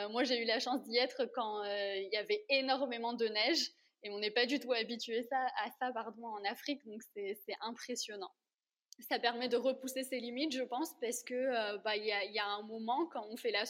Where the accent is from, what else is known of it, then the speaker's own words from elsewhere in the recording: Réunion; moved away as an adult; quand j'ai quitté la Réunion pour la première fois, on m'avait offert un écusson avec les armoiries de la Réunion